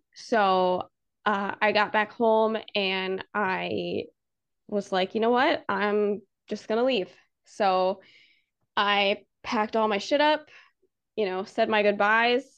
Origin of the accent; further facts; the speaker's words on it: outside Annapolis, Maryland, United States; moved away as an adult; now in Florida, United States; I grew up in Maryland, uh, right outside of Annapolis